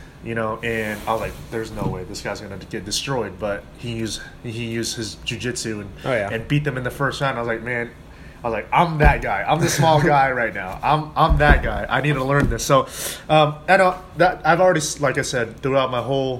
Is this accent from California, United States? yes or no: no; Wichita, Kansas, United States; also born or lived in Florida; I was born and raised here in Wichita, Kansas